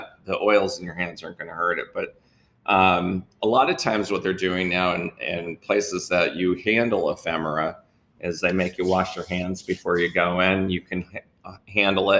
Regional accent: Clarks Summit, Pennsylvania, United States; also born or lived in Savannah, Georgia; I actually grew up in Clark Summit. So I'm very familiar. I grew up in this area. I grew up in Lackawanna County

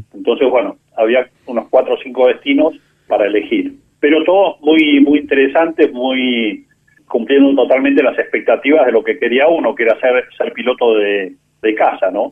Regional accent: San Isidro, Buenos Aires Province, Argentina; also born or lived in Córdoba; yo nací, eh, estábamos viviendo en, en San Isidro y, bueno, ya hice mi infancia en en San Isidro

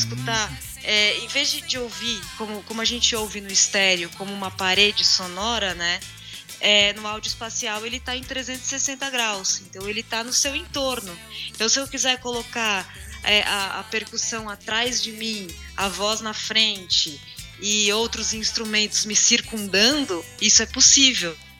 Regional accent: interior of São Paulo, Brazil; Eu cresci no interior, né? Eu nasci em São Paulo, mas minhas férias e toda, toda a minha infância foi no interior de São Paulo

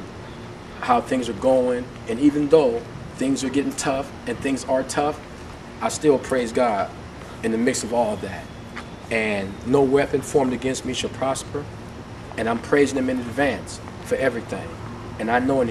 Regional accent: Oakland, California, United States; now in San Antonio, United States; I'm born and raised in Oakland, California

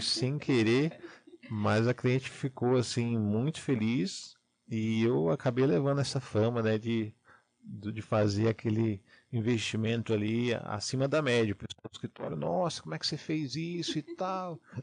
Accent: Salvador, Bahia, Brazil; now in Curitiba, Brazil; eu não sou aqui de Curitiba, né? É, eu sou de Salvador, Bahia, moro aqui já há 12 anos

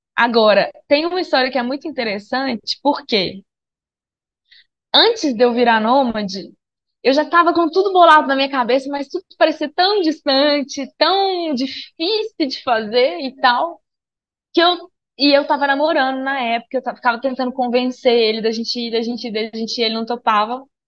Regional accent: Minas Gerais, Brazil; moved away; sou de Minas Gerais, sou mineira, nômade

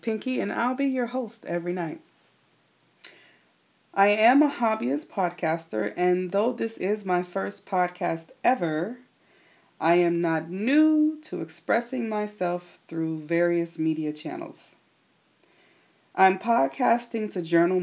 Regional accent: the South, United States; moved away as an adult; now in West Coast, United States; I'm originally from the South, born and raised.

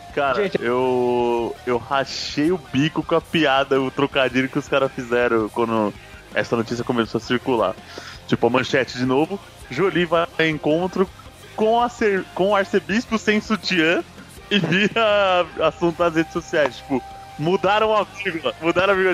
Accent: São Paulo, Brazil; somos de São Paulo

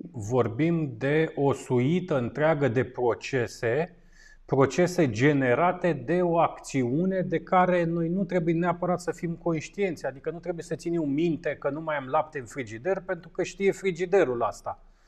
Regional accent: Bucharest, Romania; eu ca un bucureștean jet beget

